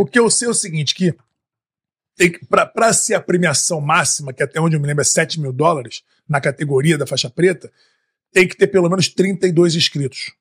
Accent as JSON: {"language": "Portuguese", "region": "Rio de Janeiro", "country": "Brazil", "moved": "yes", "lives_now": "Austin, United States", "said": "como bom carioca"}